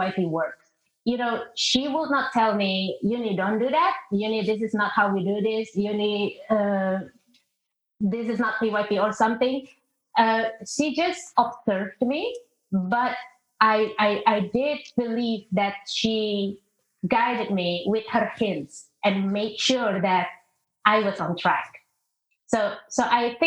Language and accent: English; Indonesia; moved away; I'm originally from Indonesia. I grew up in a multicultural environment